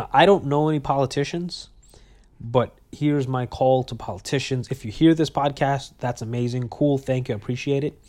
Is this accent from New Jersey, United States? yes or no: no; New York City, New York, United States; I was born and raised in Brooklyn, New York